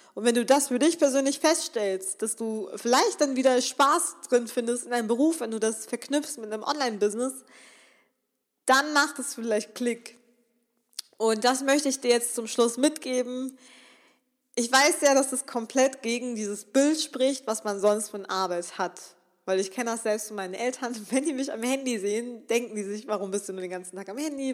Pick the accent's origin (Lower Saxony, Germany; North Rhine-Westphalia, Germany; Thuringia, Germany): North Rhine-Westphalia, Germany; Remscheid; ich komme aus Remscheid, das ist hier so eine kleine Stadt